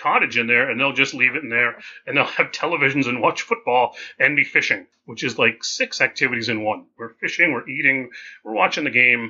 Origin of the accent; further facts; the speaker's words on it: southern New England, United States; also born or lived in northern Maine; I'm from New England, but I'm southern New England, which I refer to as a temperate zone.